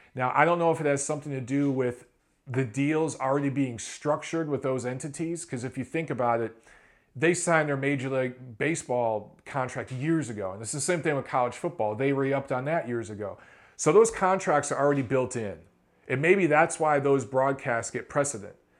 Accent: Detroit, Michigan, United States; coming out of Philly and Detroit, my hometown

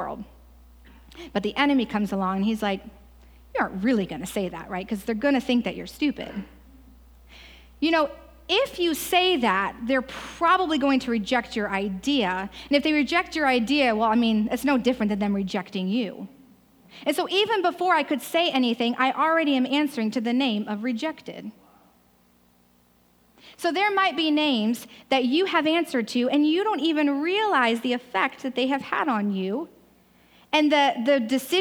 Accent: Ohio, United States; moved away; I'm also from Ohio.

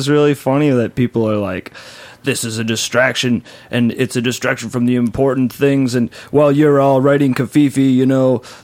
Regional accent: Boston, Massachusetts, United States; moved away as an adult; now in New York, United States; I'm from Boston originally, been in New York for like, 7-8 years

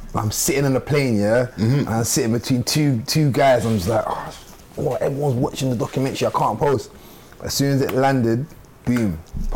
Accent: London, United Kingdom; also born or lived in Worcester; I'm from suburbs of South London

